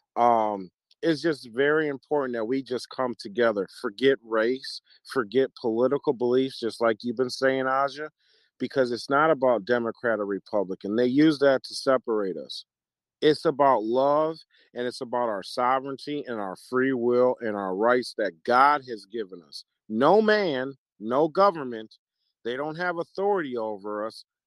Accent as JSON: {"language": "English", "town": "Milwaukee", "region": "Wisconsin", "country": "United States", "moved": "yes", "said": "I'm originally from Milwaukee"}